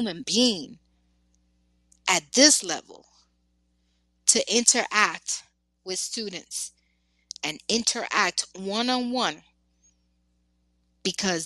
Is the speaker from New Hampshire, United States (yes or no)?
no; New York, United States; I am from New York